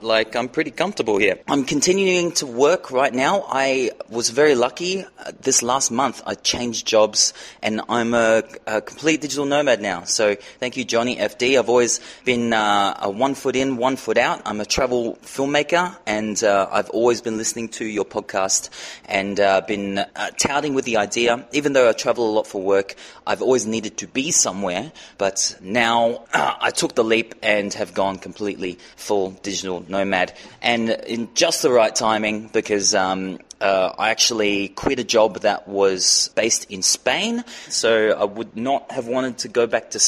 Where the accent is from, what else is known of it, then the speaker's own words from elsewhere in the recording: Australia; now in Santa Marta, Colombia; I'm an Australian. I'm a dual citizen, Australian-Irish.